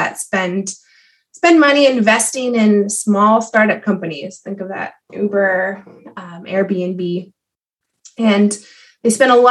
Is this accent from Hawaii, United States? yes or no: no; Southeast Pennsylvania, United States; I grew up in Southeast Pennsylvania